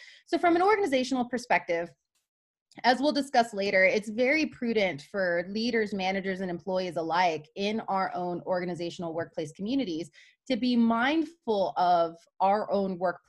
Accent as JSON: {"language": "English", "region": "Texas", "country": "United States", "tie": "born or raised there", "said": "Culturally, I was born and raised in Texas and have long been interested in the kinds of discourses and health trends there, particularly as they are in conversation with what we're seeing here in Utah."}